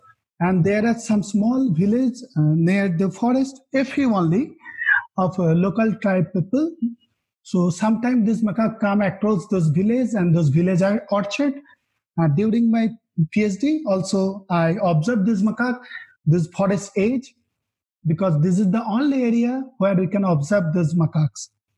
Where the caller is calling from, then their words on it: Bangalore, Karnataka, India; Today, I'm calling from Bangalore, India.